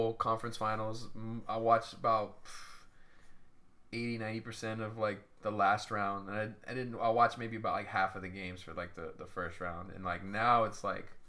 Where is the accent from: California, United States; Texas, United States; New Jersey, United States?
California, United States; Stockton; growing up in Stockton